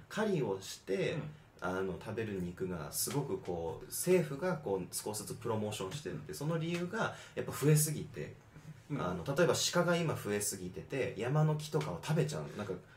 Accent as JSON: {"language": "Japanese", "country": "United States", "said": "僕らがアメリカ人"}